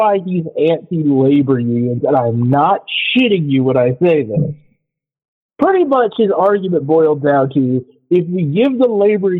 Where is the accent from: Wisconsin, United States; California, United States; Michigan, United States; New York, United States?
Michigan, United States; I am from Michigan